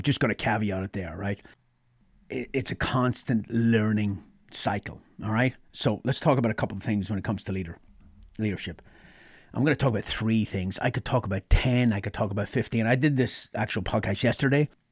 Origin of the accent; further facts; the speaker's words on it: Ireland; moved away as an adult; now in United States; I grew up in Ireland.